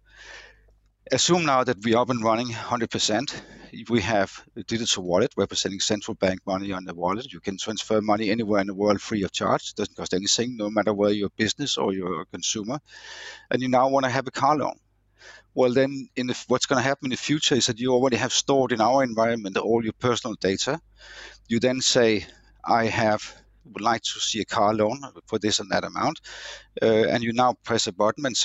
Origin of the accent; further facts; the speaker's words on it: Denmark; our Danish DNA